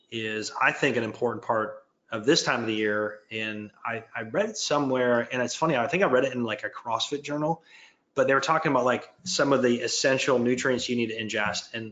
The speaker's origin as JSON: {"language": "English", "region": "Michigan", "country": "United States", "tie": "born or raised there", "said": "I grew up in Michigan, so you had to put more layers on."}